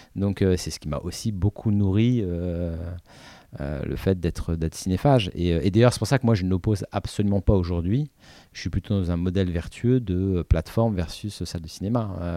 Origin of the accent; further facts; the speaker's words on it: Paris, Île-de-France, France; j'habitais à Paris, j'avais des parents qui m'emmenaient